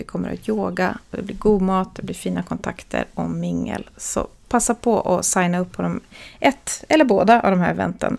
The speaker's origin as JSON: {"language": "Swedish", "country": "Sweden", "also_born_or_lived": "Helsinki, Finland / Switzerland", "moved": "as an adult", "said": "jag pratar ju finska med min mamma här i Sverige så jag kan ju finska"}